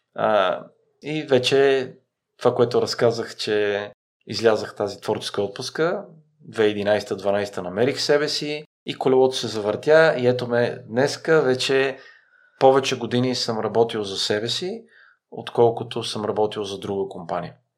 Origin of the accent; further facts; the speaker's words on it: Bulgaria; also born or lived in Iraq; като българи